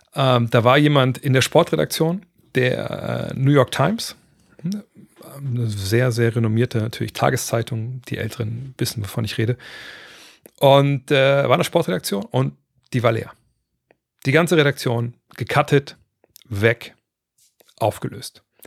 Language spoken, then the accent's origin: German; Germany; bei uns in Deutschland